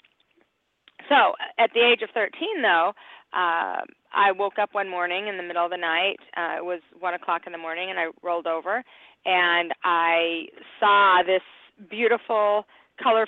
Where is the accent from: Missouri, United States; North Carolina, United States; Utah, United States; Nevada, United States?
Utah, United States; Salt Lake City; also born or lived in Cheyenne, Wyoming; now in Glendale, United States; I was raised in Salt Lake City, Utah